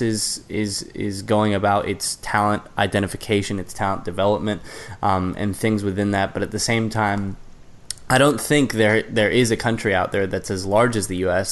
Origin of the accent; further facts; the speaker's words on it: United States; as the American